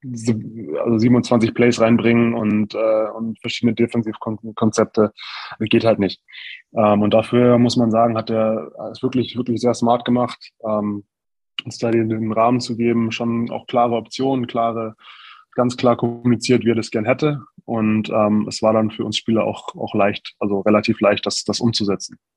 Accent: Neunkirchen am Brand, Bavaria, Germany; Ja, tatsächlich ist es äh, genauso auch gewesen. Ähm, kleines Dorf, in der Nähe von, von Forchh

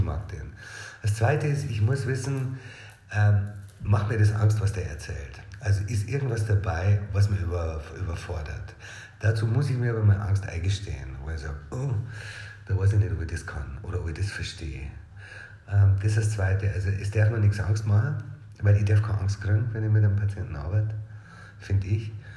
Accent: Regensburg, Bavaria, Germany; Ursprünglich aus Regensburg. Born and raised in town

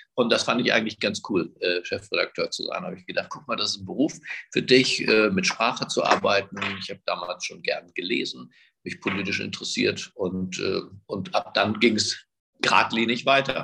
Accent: Berlin, Germany; ich bin halt in Berlin geboren, ich spreche auch kein Ungarisch

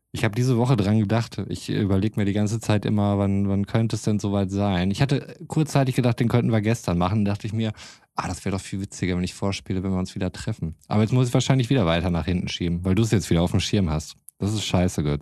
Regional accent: North Rhine-Westphalia, Germany; als Ostwestfale

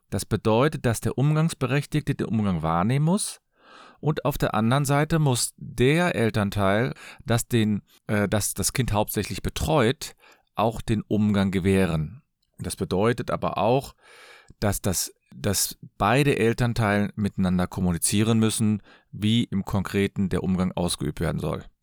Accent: Cologne, North Rhine-Westphalia, Germany; Ich komme aus Köln. Ich bin Fachanwalt für Familienrecht.

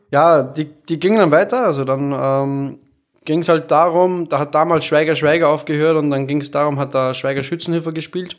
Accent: Austria; moved away as an adult; also born or lived in Vienna / Stuttgart; now in Hamburg, Germany; ich bin Österreicher, der in Deutschland lebt

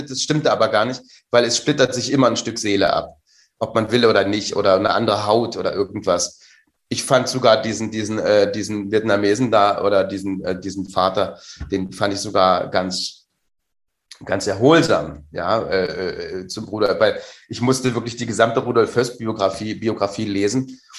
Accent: Saxony, Germany; mir hat das als Sachse geholfen, diese Vokalverschiebung äh, äh, äh, zu hören den ganzen Tag.

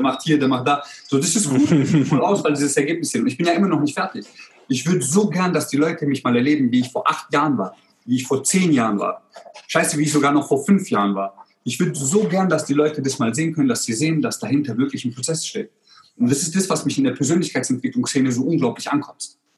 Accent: Germany; also born or lived in Croatia; ich bin ja in Kroatien geboren und wir sind, ich bin damals während dem Krieg geboren. Und wir sind dann 91, ich war 13 Monate alt, sind wir dann nach Deutschland gekommen.

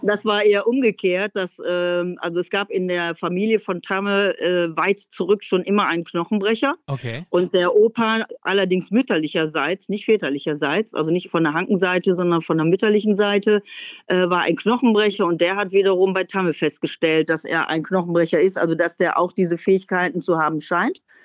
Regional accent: North Rhine-Westphalia, Germany; moved away as an adult; also born or lived in Netherlands; now in East Frisia, Germany; Ich komme ja nun vom Niederrhein

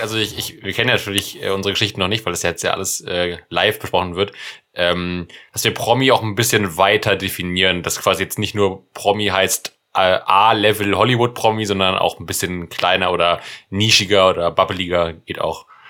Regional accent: Germany; als Deutscher

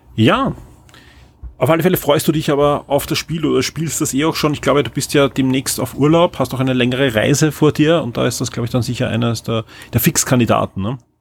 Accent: Austria; als Österreicher

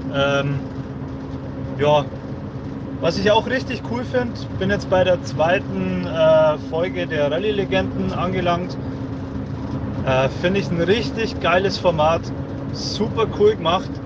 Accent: Upper Palatinate, Bavaria, Germany

